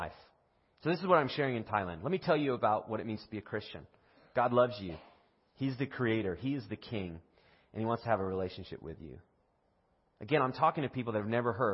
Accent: United States; I'm from America

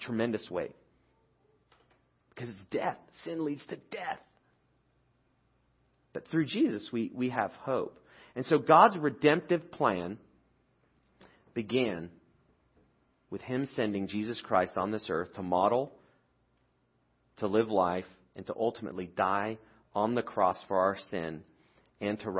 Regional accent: United Kingdom; I'm British

